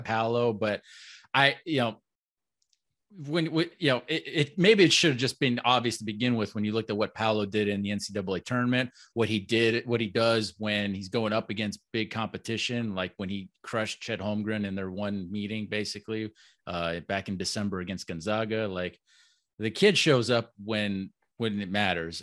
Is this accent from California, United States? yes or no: no; Orlando, Florida, United States; I'm born and raised in Orlando